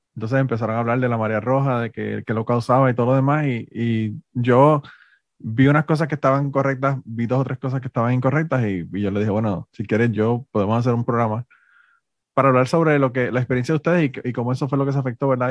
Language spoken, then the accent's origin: Spanish; Puerto Rico; moved away as an adult; now in Florida, United States; me crié en Puerto Rico